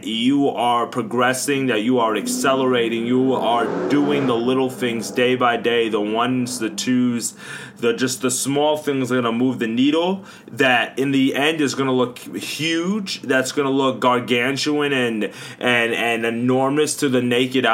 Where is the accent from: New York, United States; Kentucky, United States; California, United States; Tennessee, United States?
New York, United States; Long Island; growing up in Long Island, New York